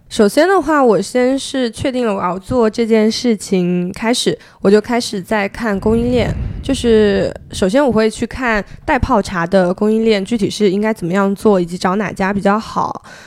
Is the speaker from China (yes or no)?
yes; Zhejiang, China; also born or lived in Beijing; now in Hangzhou, China; 我前面两份，哦，前面有三份工作的经历， 然后分别是在字节跳动，北京话在字节跳动， 然后后面我选择回了杭州，因为我是浙江人